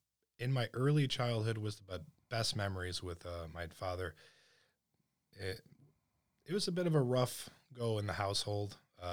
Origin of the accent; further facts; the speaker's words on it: Carpentersville, Illinois, United States; also born or lived in Alabama; Well, I ended up settling in Carpentersville.